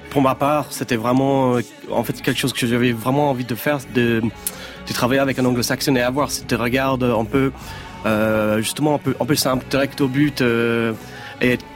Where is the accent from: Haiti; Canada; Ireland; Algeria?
Ireland; Dublin, Leinster; moi j'ai eu plein de groupes euh, quand j'ai grandi à Dublin.